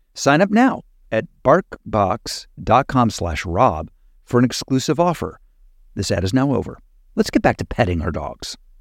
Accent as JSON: {"language": "English", "region": "Midwest", "country": "United States", "moved": "yes", "said": "I'm from the Midwest"}